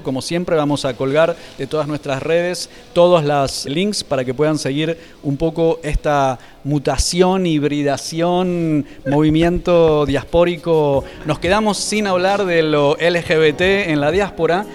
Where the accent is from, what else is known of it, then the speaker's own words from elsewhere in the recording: Argentina; now in Spain; me fui de Argentina, aunque mi pasaporte soy argentino